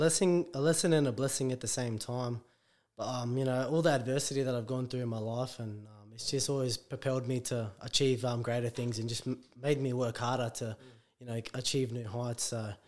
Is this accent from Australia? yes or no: yes; Australia; also born or lived in Port Moresby, Papua New Guinea; Yeah, I was born in Papua New Guinea, but moved to Australia when I was like a one.